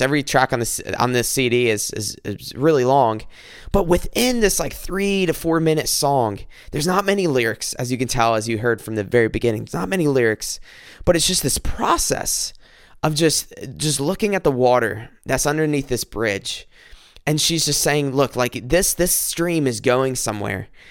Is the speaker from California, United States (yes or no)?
no; South Carolina, United States; moved away as an adult; now in Michigan, United States; I'm from South Carolina. I moved up here to Michigan